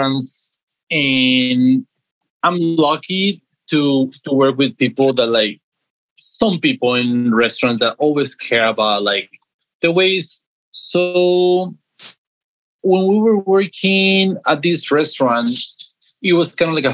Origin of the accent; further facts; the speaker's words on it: Guadalajara, Jalisco, Mexico; moved away as an adult; also born or lived in Tulum, Mexico; I'm from Mexico. I grew up in Guadalajara, Jalisco, and I lived there until when I was 19